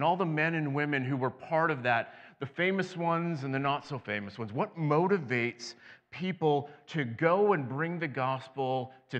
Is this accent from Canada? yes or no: yes; Western Canada, Canada; now in Central Canada; I did something far more scary. I came from Western Canada to Central Canada. That's way worse.